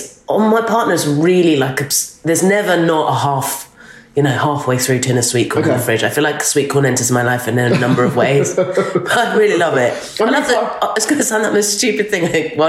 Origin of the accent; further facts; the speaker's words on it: Dorset, South West England, United Kingdom; now in South East London, United Kingdom; I'm from Dorset